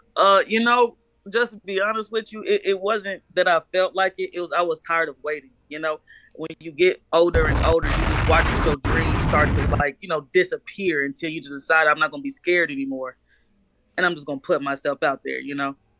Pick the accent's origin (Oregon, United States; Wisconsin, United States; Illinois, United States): Illinois, United States; Chicago; now in Manhattan, Kansas, United States; I was born in Chicago. I actually live in Kansas at the moment.